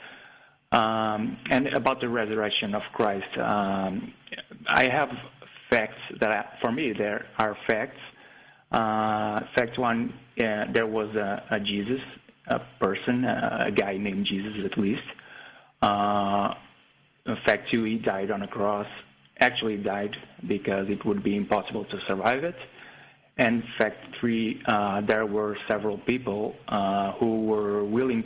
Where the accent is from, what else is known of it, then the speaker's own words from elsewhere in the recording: Portugal; English is a second language; I'm from Portugal, so English is not my first language